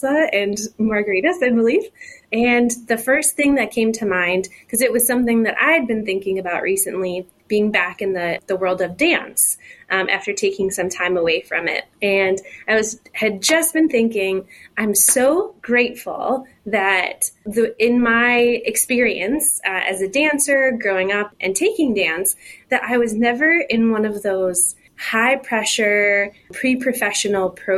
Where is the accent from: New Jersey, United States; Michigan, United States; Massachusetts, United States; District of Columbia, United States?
Michigan, United States; also born or lived in Brooklyn, New York; now in Cincinnati, United States; I grew up in Michigan